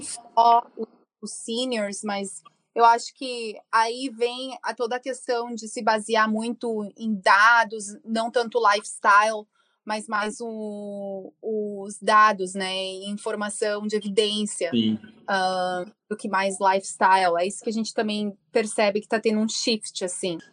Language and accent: Portuguese; Rio Grande do Sul, Brazil; moved away as an adult; now in United States; Eu sou gaúcha, morando nos Estados Unidos há mais de 14 anos.